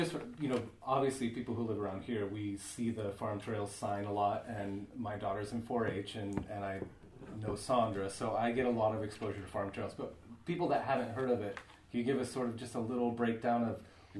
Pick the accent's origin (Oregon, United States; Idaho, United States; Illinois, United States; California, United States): California, United States; Petaluma; So I grew up in Petaluma, and my mom used to take us to Cater Farms